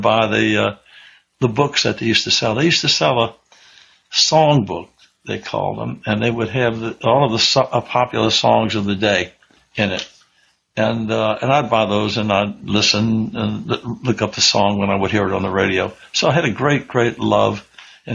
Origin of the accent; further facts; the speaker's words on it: New Orleans, Louisiana, United States; also born or lived in Mobile, Alabama; growing up in New Orleans